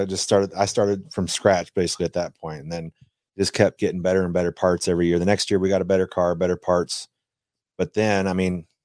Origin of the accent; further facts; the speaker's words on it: Iowa, United States; We're all from Iowa.